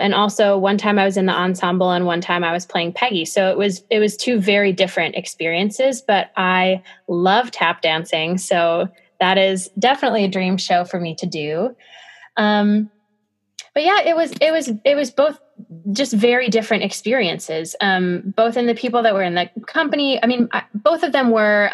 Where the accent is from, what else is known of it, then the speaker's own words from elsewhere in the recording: Lakewood, Ohio, United States; I grew up in Lakewood, Ohio, which is right outside of Cleveland.